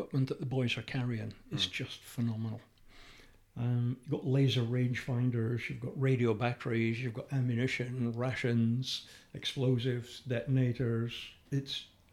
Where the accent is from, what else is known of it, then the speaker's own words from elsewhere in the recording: United Kingdom; we're British